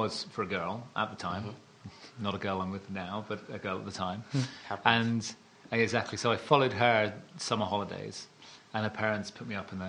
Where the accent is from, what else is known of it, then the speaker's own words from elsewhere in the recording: South Devon, South West England, United Kingdom; moved away; And I was brought up in the countryside. So I was brought up in South Devon.